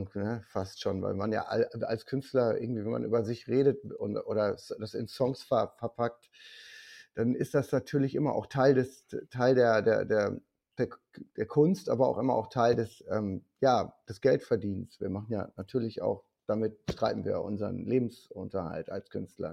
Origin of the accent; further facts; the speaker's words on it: Rheda-Wiedenbrück, North Rhine-Westphalia, Germany; ich komme aus Reda Wiedenbrück, das ist bei Gütersloh